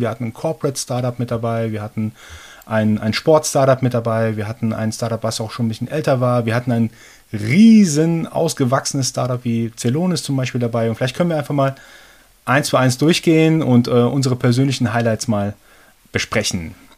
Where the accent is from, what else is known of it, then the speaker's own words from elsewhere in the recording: Germany; also born or lived in Iran; gebürtiger Iraner, aber seit meinem zweiten Lebensjahr in Deutschland. Habe hier mein Abi gemacht